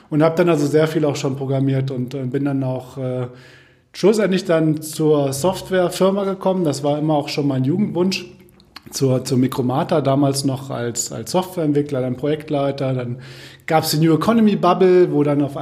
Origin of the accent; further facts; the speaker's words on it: Kassel, Hesse, Germany; Ja, ich komme aus Kassel, bin in Kassel geboren, bin in Kassel zur Schule gegangen, bin in Kassel zum Studium gegangen, bin eigentlich nie aus Kassel rausgekommen